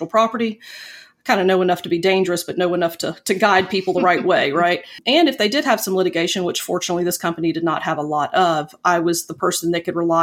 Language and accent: English; Pensacola, Florida, United States; moved away as an adult; also born or lived in Tuscaloosa, Alabama / Tallahassee, Florida / Fort Walton Beach, Florida; now in Huntsville, United States; I was born and raised in Pensacola, Florida